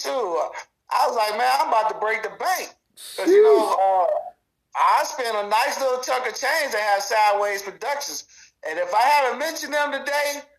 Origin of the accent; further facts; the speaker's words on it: Harvey, Illinois, United States; I grew up in Harvey, Illinois